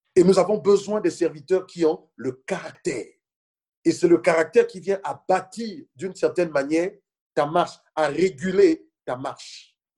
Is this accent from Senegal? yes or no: yes; Senegal; moved away as an adult; now in France; je venais du Sénégal